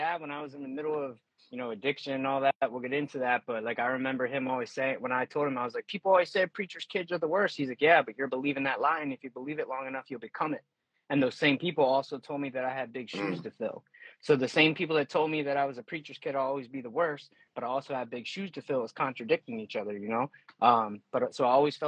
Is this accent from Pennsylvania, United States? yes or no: yes; York, Pennsylvania, United States; born and raised in York, Pennsylvania, currently still live here.